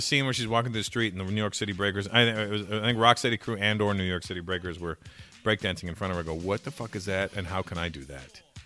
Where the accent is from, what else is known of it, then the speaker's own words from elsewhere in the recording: Toronto, Ontario, Canada; growing up in Toronto, a lot of the black, most of the black community is West Indian